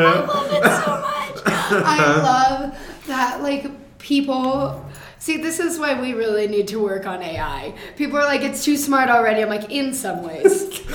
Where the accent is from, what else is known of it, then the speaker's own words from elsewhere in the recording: Denver, Colorado, United States; We grew up in Denver.